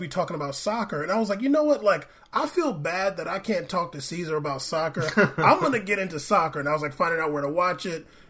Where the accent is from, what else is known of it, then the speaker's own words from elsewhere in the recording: San Diego, California, United States; I grew up in San Diego